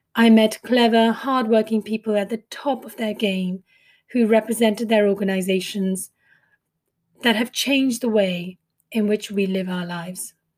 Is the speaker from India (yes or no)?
yes; India; accent: Indian; moved away as an adult; also born or lived in Mumbai; now in United Kingdom; I grew up in India and came from a family of servicemen